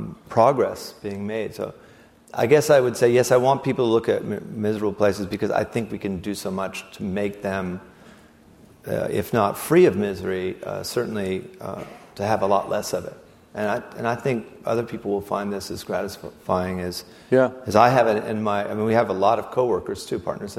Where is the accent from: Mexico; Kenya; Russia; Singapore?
Russia; Siberia; I mean, did I mention I came from Siberia?